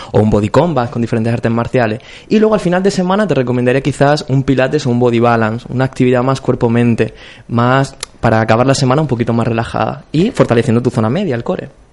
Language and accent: Spanish; Cartagena, Region of Murcia, Spain; moved away as an adult; now in Córdoba, Spain; yo soy de Cartagena.